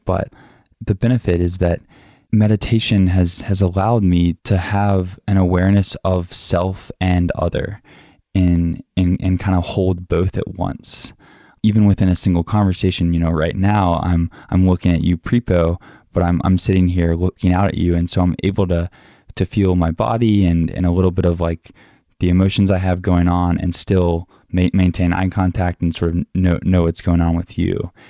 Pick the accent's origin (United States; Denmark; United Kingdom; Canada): United States; the South; growing up in the South